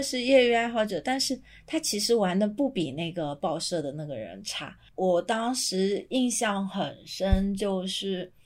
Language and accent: Chinese; Ruian, Zhejiang, China; now in Hong Kong, China; 小时候我学书法的地方，就是孙轶让的那个藏书楼，清朝延续到现在